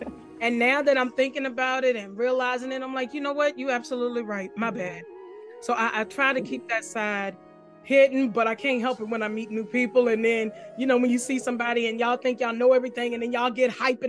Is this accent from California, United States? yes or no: no; Farmville, Virginia, United States; Okay, so I am originally from Farmville, Virginia, which is west of Richmond, Virginia. It's a little town